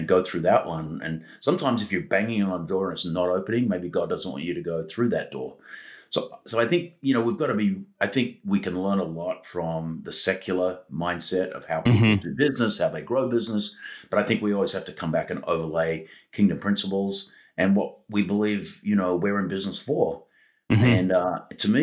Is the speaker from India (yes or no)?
no; Australia; moved away; my, heritage of growing up in Australia